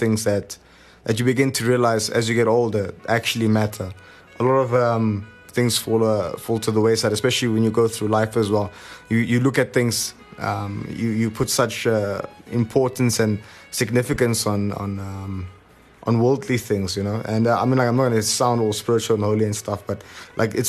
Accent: Tedderfield, Gauteng, South Africa; also born or lived in Germiston; I grew up in a place called Tedderfield. Actually, I still live there right now, but I was born originally in Germiston

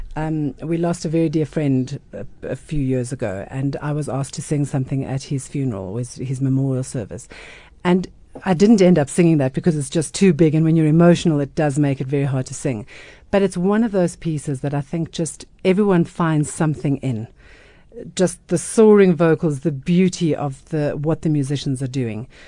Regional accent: South Africa; growing up, you weren't that proud of being South African

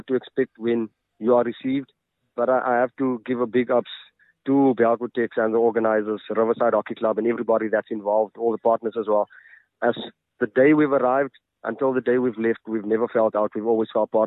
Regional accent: Kimberley, Northern Cape, South Africa; also born or lived in Johannesburg; now in Mahikeng, South Africa; I am from Kimberley.

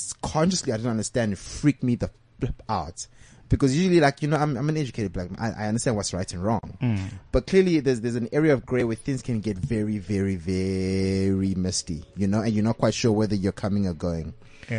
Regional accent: South Africa; a South African Zulu man

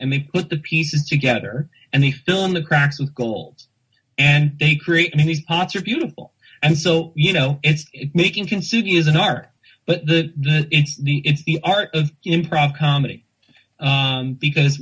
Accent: United States; also born or lived in Netherlands; I'm white, I'm male, I'm cisgendered, and I'm American, and I'm Dutch

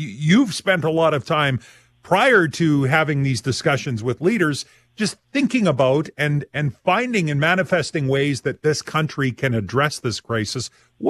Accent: Saskatchewan, Canada; We're from Saskatchewan, right?

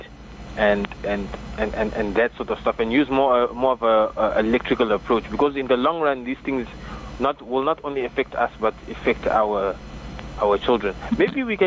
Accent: Namibia; I'm Namibian

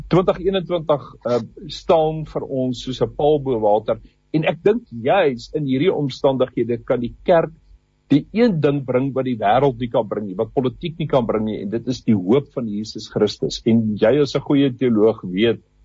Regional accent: South Africa; ons as as Afrikaners

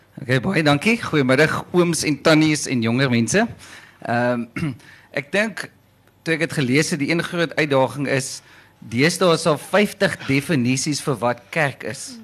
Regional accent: Caledon, Western Cape, South Africa; moved away; ek kom al van Calydon af, 'n lekker platlandse plek en toe ek groot geword het, het almal kerk toe gegaan

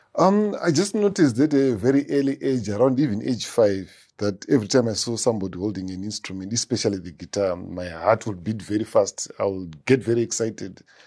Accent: Harare, Zimbabwe; also born or lived in Rusape; I grew up in Harare between Mfakose, Campus Main Kwadza

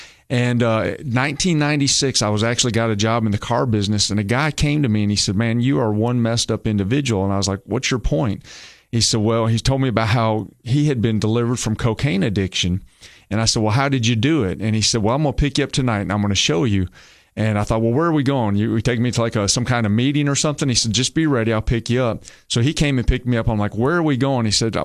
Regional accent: Michigan, United States; I'm originally from Michigan. Now, nobody turn off the radio. Okay, I'm not a Yankee. I'm a transplant. But I actually had a lot of family from Alabama, but I grew up in Michigan because my family from Alabama moved up there during the factories.

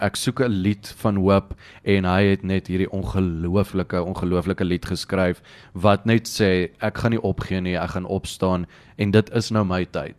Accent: Pretoria, Gauteng, South Africa; Ek's van Pretoria af, my hele lewe lank in Pretoria groot geword, daar gebly, Dit's my my tuisdorp

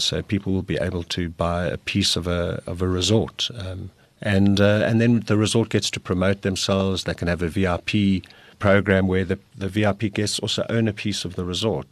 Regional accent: South Africa; South Africa, we're, we're very good at getting people organized.

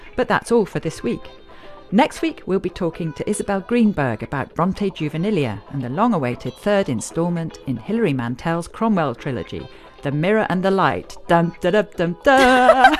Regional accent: Northern Nigeria, Nigeria; moved away; I grew up in Nigeria during the Civil War, but I was in the North

